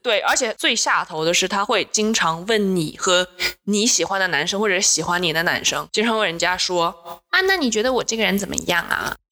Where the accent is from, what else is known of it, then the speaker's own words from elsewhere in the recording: Changsha, Hunan, China; 来自湖南长沙